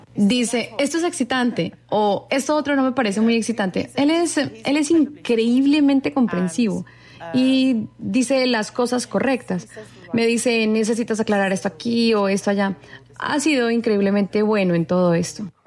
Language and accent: Spanish; United Kingdom; en mi país, de donde yo vengo